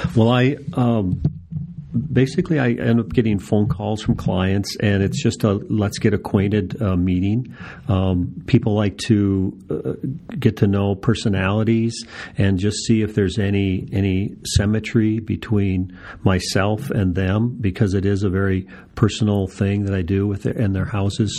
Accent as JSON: {"language": "English", "region": "Minnesota", "country": "United States", "moved": "yes", "lives_now": "Phoenix, United States", "said": "I'm from Minnesota"}